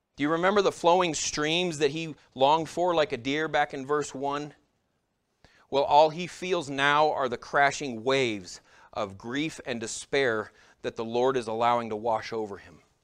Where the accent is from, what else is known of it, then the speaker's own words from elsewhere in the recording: United States; As American Christians